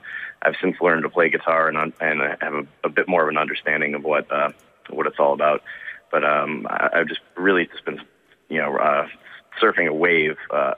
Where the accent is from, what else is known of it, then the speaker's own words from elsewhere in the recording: Detroit, Michigan, United States; I grew up in the Detroit suburbs.